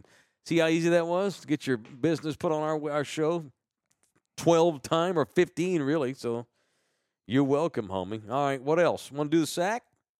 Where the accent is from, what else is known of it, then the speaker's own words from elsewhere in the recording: Fort Worth, Texas, United States; accent: Fort Worth; I'm from Fort Worth.